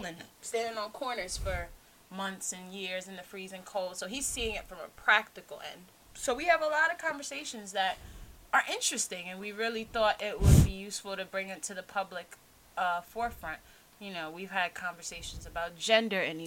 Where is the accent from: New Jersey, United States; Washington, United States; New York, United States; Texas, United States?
New York, United States; New York City; We grew up in Queens